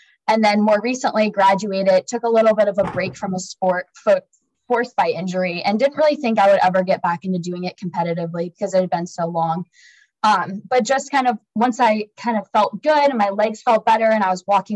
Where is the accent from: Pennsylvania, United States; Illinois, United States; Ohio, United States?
Ohio, United States; Dayton; I'm originally from Ohio. I grew up in Dayton, Ohio